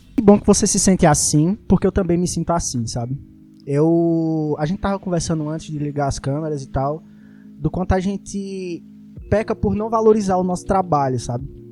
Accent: Recife, Pernambuco, Brazil; Eu sou do Ibura de baixo

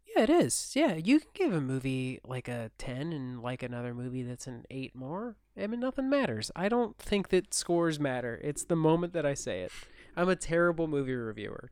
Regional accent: United States; moved away as an adult; now in Turkey; I'm still an American citizen

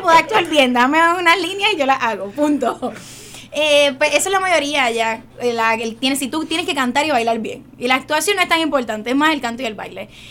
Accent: San Juan, Puerto Rico; moved away as an adult; now in United States; es una joven de residencia Luis Lloren Torres, esa soy yo. Eh, me nací, me crié ahí toda mi vida, hasta hace dos años que me fui a los Estados Unidos

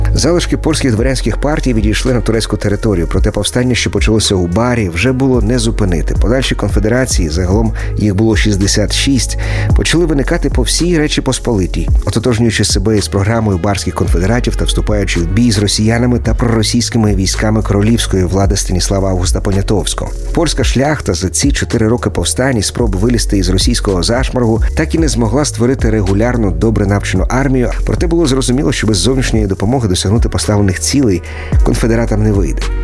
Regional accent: Ukraine; поляки, але громадяни України

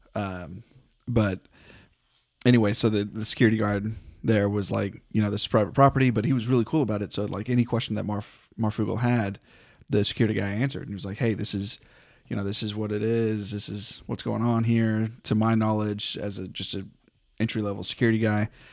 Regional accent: North Texas, United States; I was born in North Texas, kinda raised in North Texas

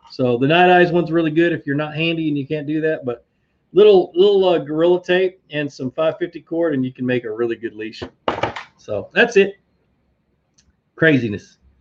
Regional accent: Virginia, United States; moved away; I was born in Virginia

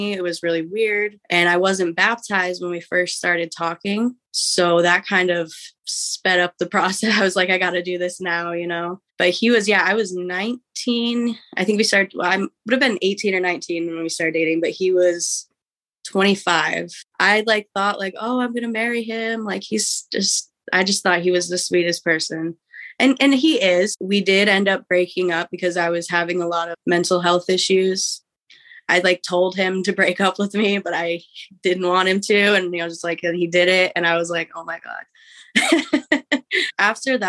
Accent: Midwest, United States; also born or lived in West Coast, United States; I was born in the West Coast, raised in the Midwest

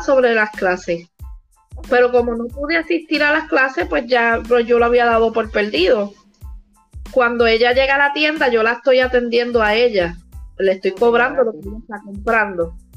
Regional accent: Puerto Rico; also born or lived in Vega Baja, Puerto Rico; soy de Puerto Rico. Vivimos por aquí, por el área de Vega Baja.

